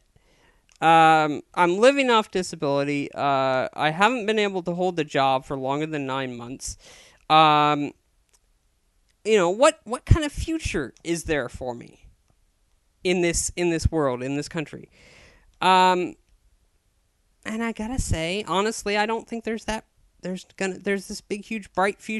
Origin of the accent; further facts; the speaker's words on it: Chico, California, United States; I was born in Chico, California on September 30th, 1984